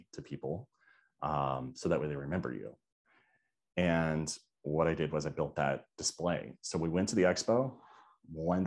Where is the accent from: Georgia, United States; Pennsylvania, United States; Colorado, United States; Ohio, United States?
Georgia, United States; now in Florida, United States; I'm from Georgia